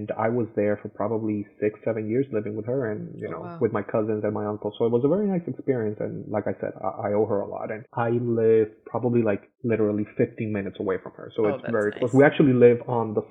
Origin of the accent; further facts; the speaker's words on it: Caracas, Capital District, Venezuela; moved away as an adult; also born or lived in Florida; now in United States; we both, you know, were born and raised in Caracas, Venezuela